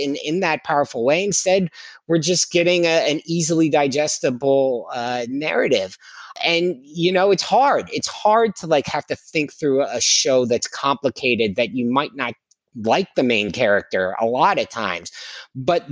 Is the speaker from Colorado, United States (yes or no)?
no; Philadelphia, Pennsylvania, United States; I grew up mostly in Philadelphia